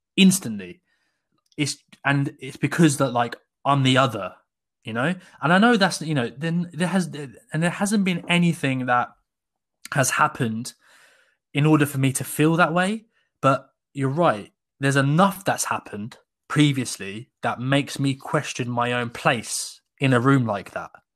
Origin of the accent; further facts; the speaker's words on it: Sussex, South East England, United Kingdom; I grew up in Sussex, so, like, south of England